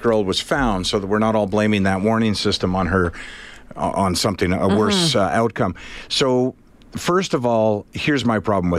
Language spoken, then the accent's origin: English; Prince Edward Island, Canada; I'm from Prince Edward Island.